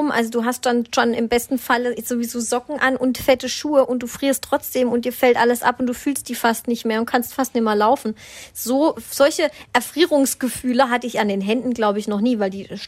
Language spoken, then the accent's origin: German; Southern Germany, Germany; Christkind. Bei uns kam immer das Christkind. Ich komme